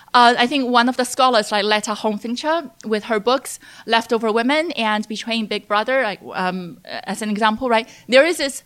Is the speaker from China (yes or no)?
yes; China; English is a second language; when I was growing up in China as a young child, I was interested in a lot of things, both politics and the natural world.